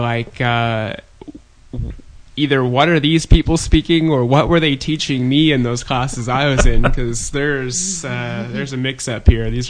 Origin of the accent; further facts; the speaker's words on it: Whidbey Island, Washington, United States; I come from Whidbey Island